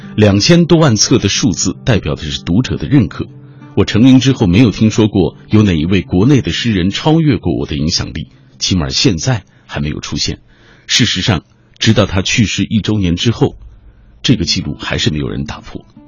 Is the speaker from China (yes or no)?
yes; Xinjiang, China; now in Beijing, China; 他激励着我一路从故乡新疆来到北京的那个过程。